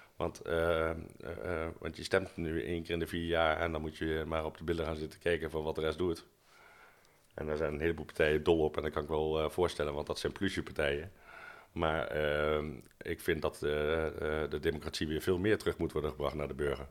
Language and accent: Dutch; Arnhem, Gelderland, Netherlands; als Arnhemmer